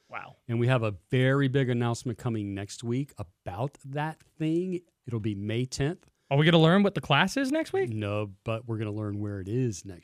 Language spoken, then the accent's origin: English; Burlington, North Carolina, United States; I grew up in Burlington, which is in Alamance County